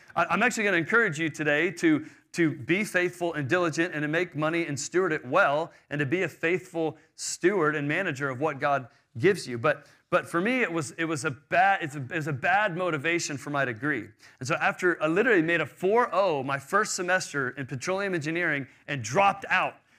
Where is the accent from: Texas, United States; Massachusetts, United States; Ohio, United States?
Texas, United States; Houston; I grew up in Houston in a wealthy, uh, American suburbia